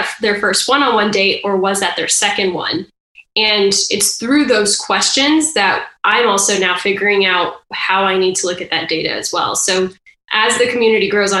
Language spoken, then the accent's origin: English; Austin, Texas, United States; moved away as an adult; also born or lived in Arizona / Brazil; now in Massachusetts, United States; I was born in Arizona, moved to Texas when I was 2, 3. Spent most of my life in Texas